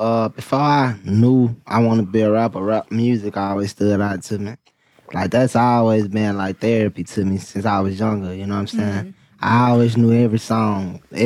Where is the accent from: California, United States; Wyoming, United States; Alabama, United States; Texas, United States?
Alabama, United States; Mobile; Just a young brother from Mobile, Alabama